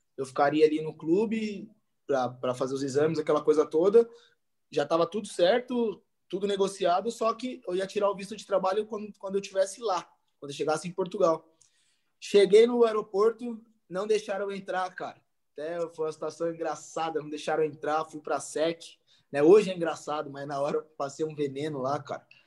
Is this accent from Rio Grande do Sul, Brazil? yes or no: no; Jandira, São Paulo, Brazil; Voltei para minha cidade, sou de Jandira